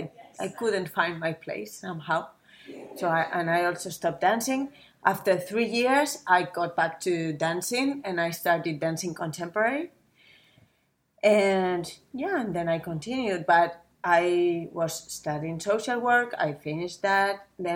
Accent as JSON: {"language": "English", "town": "Zaragoza", "region": "Aragon", "country": "Spain", "tie": "born or raised there", "second_language": "English", "said": "I'm from Zaragoza, mm-hmm. Zaragoza. And yeah, it's not really big. It's less than 1 million inhabitants. It's in the northeast of Spain, just in the middle from Barcelona to Madrid."}